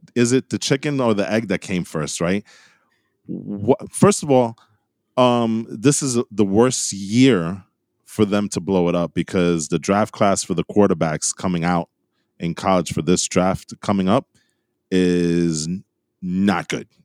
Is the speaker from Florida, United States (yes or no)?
no; New York, United States; we're guys from New York